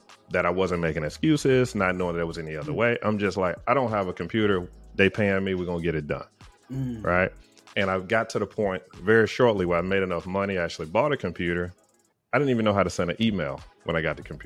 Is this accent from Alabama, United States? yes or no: yes; Tuscaloosa, Alabama, United States; also born or lived in Huntsville, Alabama / Atlanta, Georgia; I'm from Tuscaloosa, Alabama